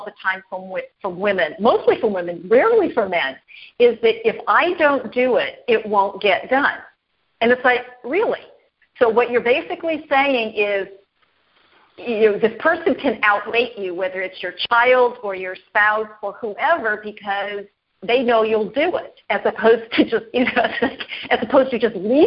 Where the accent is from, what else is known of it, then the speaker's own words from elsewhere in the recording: Los Angeles, California, United States; moved away; I was born and raised in Los Angeles. That's where I learned to drive. I don't live in Los Angeles anymore